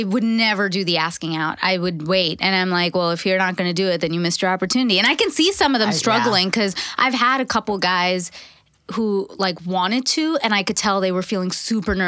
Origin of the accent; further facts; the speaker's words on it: Canada; I'm Canadian.